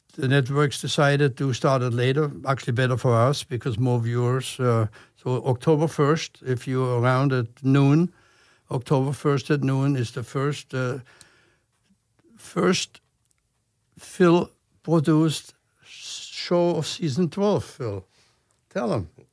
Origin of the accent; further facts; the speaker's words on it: Germany; English is a second language; moved away as an adult; now in United States; I'm from Germany, I was supposed to be here only for one year